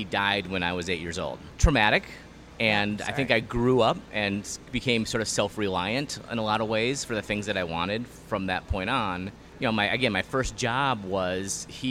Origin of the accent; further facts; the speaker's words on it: Hopkins, Minnesota, United States; Born and raised in Hopkins